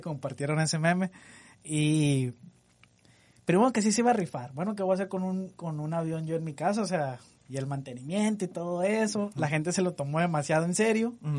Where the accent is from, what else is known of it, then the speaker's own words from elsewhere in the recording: Mexico; Nosotros como mexicanos